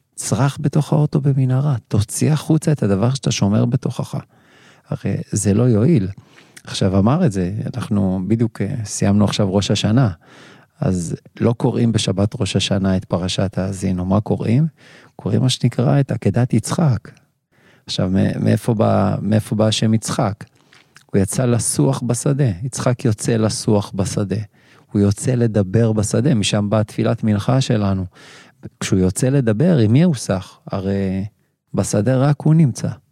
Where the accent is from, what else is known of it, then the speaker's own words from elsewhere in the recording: Kiryat Gat, Southern District, Israel; moved away as an adult; also born or lived in Ashdod; אני מכאן. נכון. נכון שבאתי מרחוק, ונכון שמיד אחרי סיום הצבא, 26 שנה, אשדוד, אה, אבל נולדתי בקריית גת